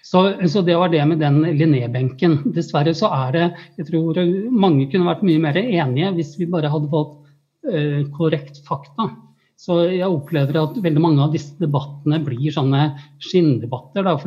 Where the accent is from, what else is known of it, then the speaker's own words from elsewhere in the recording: Oslo, Norway; jeg er fra Tøyen, jeg gikk på Tøyen skole og bor på Oslo øst